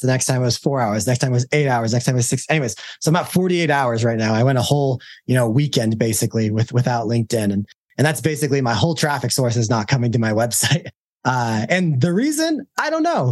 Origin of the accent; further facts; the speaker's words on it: Utah, United States; I'm from Utah